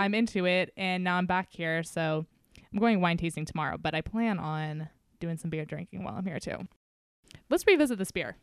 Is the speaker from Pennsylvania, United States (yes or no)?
no; Novato, California, United States; moved away; not like Nevada is my hometown, but, you know, I definitely did some growing up here